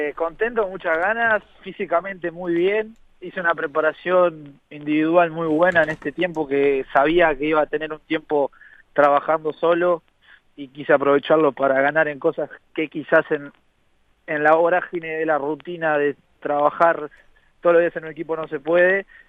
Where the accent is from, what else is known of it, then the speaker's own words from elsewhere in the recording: Uruguay; nosotros nos gusta pensar como uruguayos